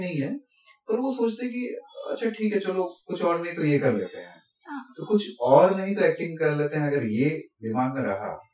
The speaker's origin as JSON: {"language": "Hindi", "region": "Assam", "country": "India", "also_born_or_lived": "Pune", "moved": "as an adult", "lives_now": "Mumbai, India", "said": "मैं तो आसाम से हूँ"}